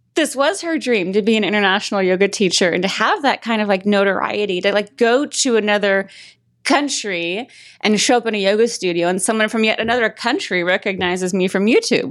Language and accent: English; Las Vegas, Nevada, United States; moved away as an adult; I'm from Vegas